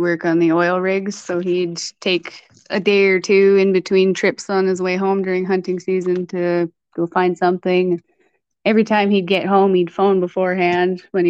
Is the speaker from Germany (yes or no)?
no; Hinton, Alberta, Canada; I was born in Hinton and I've pretty much been on my family farm ever since